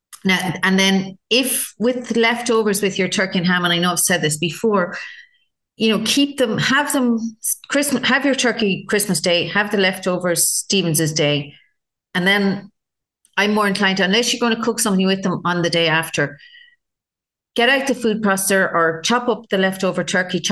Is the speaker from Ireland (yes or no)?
yes; Ireland; we're Irish.